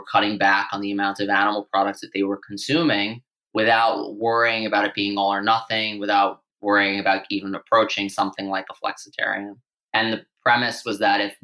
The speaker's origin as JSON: {"language": "English", "town": "New York City", "region": "New York", "country": "United States", "tie": "born or raised there", "said": "I grew up on Staten Island, New York"}